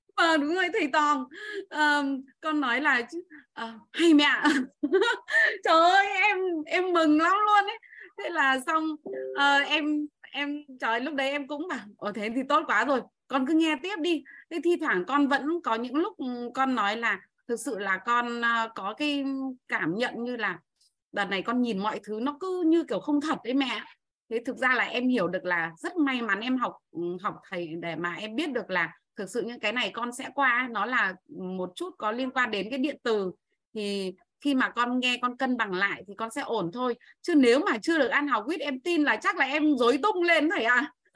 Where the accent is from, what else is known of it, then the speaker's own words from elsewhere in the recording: Bac Ninh, Vietnam; em đến từ Bắc Ninh